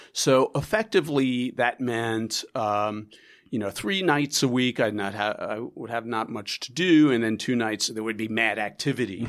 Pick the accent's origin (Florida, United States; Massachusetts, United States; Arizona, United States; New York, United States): New York, United States; also born or lived in Chicago; It's my hometown newspaper